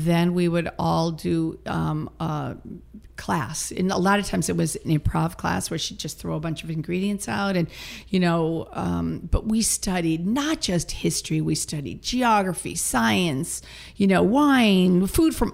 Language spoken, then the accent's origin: English; Massachusetts, United States; moved away as an adult; also born or lived in Boston; now in California, United States; I grew up in Massachusetts